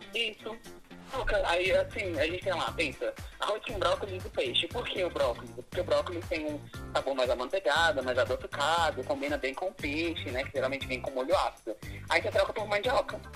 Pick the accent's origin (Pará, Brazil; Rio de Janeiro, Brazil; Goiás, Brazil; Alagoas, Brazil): Goiás, Brazil; Formosa; also born or lived in Brasília / São Paulo; now in Formosa, Brazil; vim abrir um restaurante na cidade de eu nasci, é em Formosa